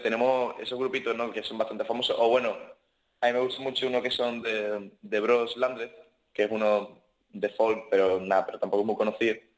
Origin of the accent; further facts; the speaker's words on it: Cádiz, Andalusia, Spain; Yo Soy, gaditano